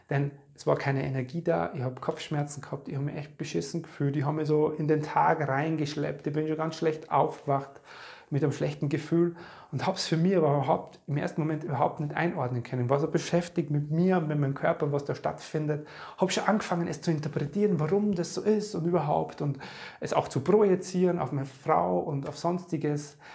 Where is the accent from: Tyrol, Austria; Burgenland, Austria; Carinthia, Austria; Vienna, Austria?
Burgenland, Austria; Podersdorf am See; wir waren in meiner alten Heimat in Bodersdorf am Neusiedler See